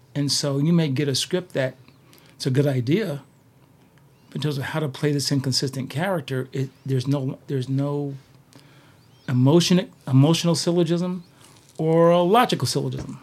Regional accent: Poughkeepsie, New York, United States; moved away as an adult; also born or lived in Boston; place you never heard of. It's called Poughkeepsie, New York.

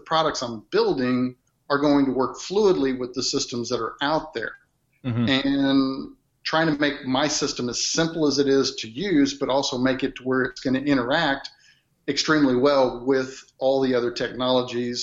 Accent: Midwest, United States; accent: Midwest; growing up in the Midwest and I have that Midwest accent

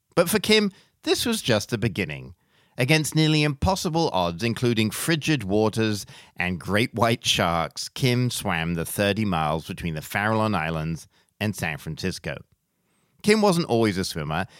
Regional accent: England, United Kingdom; I grew up in England, never having learned how to swim

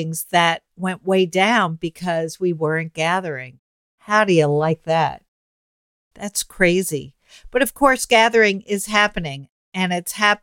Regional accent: New York City, New York, United States; I grew up in Manhattan

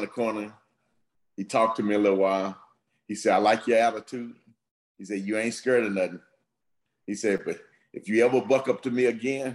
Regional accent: Texas, United States; I grew up in Texas

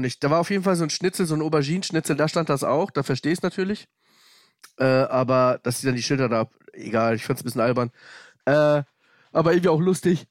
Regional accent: Hamburg, Germany; ich komme aus Hamburg-Bergedorf

